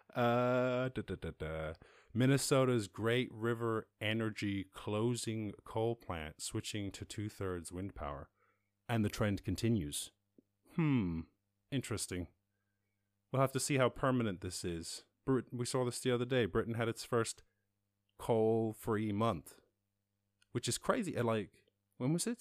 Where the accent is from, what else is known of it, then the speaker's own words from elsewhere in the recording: Schull, Munster, Ireland; I'm from Skull, sir, down in West Cork